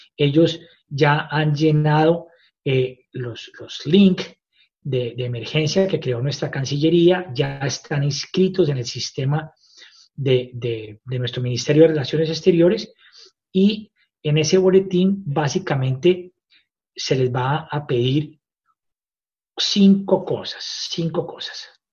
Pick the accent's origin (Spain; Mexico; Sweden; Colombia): Colombia; moved away as an adult; now in Australia; me siento como colombiano súper orgulloso